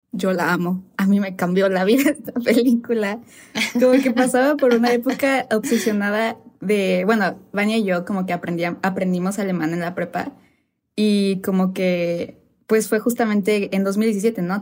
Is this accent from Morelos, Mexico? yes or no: yes; Cuernavaca, Morelos, Mexico; moved away as an adult; now in Mexico City, Mexico; somos de Cuernavaca, pero yo ahorita estoy, o sea, igual por la uni todo vivo en, ya en Ciudad de México